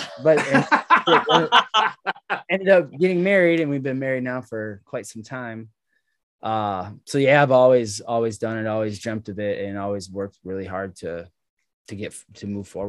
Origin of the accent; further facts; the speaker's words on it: Berlin Heights, Ohio, United States; also born or lived in Los Angeles, California; I grew up here in Ohio in Berlin Heights, about an hour away from Cleveland.